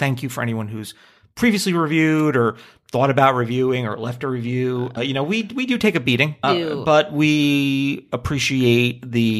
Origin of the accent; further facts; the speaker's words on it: Canada; As a Canadian, I say the same thing.